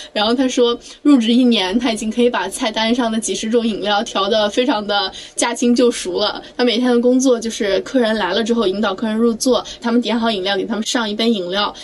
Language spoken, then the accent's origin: Chinese; Anhui, China; moved away; 因为我老家是安徽的嘛